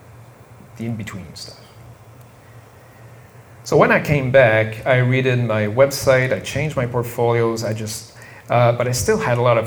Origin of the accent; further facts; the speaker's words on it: Montreal, Quebec, Canada; I'm from Montreal